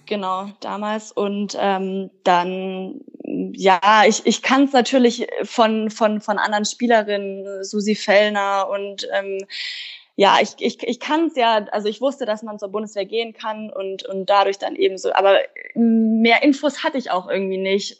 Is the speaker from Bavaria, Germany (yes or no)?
yes; Kaufbeuren, Bavaria, Germany; moved away; ich komme aus dem Allgäu, ich komme ja ursprünglich aus Kaufbeuren